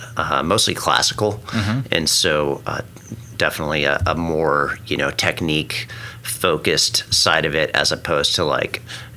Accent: Stillwater, Oklahoma, United States; moved away as an adult; also born or lived in Colorado; So I grew up in Stillwater, Oklahoma, about 60 miles away from here. Mm-hmm. So born and raised in Okie

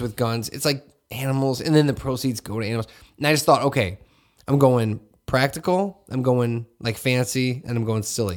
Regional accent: Hammond, Indiana, United States; growing up in Hessville, I just wore whatever was out

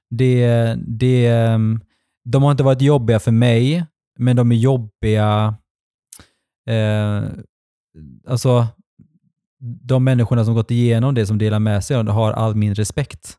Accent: Gothenburg, Västra Götaland, Sweden; där jag växte upp när jag var liten i Fjällbo, mm. Utby

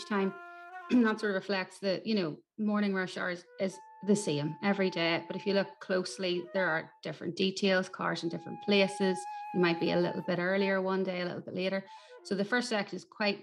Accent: Newry, Northern Ireland, United Kingdom; I am a composer from Newry in County Down

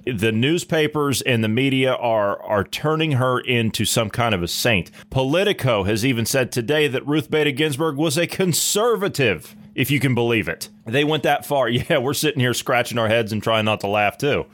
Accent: Ohio, United States; I grew up in Ohio

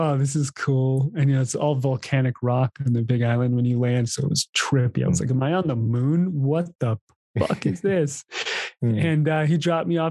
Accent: East Coast, United States; moved away; also born or lived in Hawaii; I grew up on the East Coast playing ice hockey.

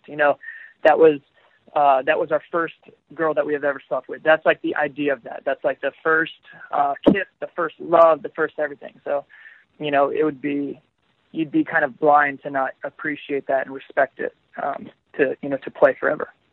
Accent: Florida, United States; I am from Florida. I'm I'm at home right now

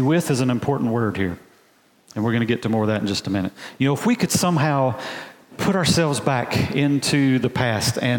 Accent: Alabama, United States; I'm a boy from Alabama, just a country boy. And we don't really have mountains in Alabama

